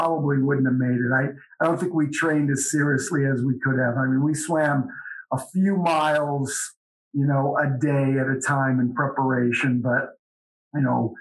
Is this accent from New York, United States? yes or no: no; Cleveland, Ohio, United States; moved away as an adult; also born or lived in Colorado Springs, Colorado / Dayton, Ohio / Cincinnati, Ohio / Orlando, Florida; now in Knoxville, United States; I grew up in Cleveland